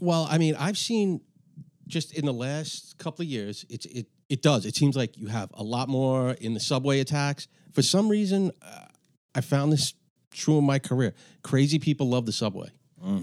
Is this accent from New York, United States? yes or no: yes; New York City, New York, United States; I grew up in Astoria, Astoria, Queens